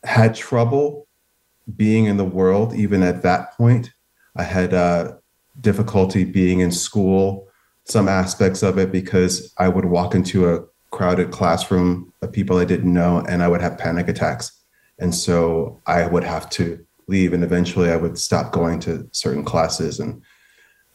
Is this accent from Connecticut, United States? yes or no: yes; Stamford, Connecticut, United States; moved away as an adult; also born or lived in New York City; now in California, United States; I was born and raised in Stamford, Connecticut, but lived most of my adult life in New York City as a professional dancer. And I've been in California since 2011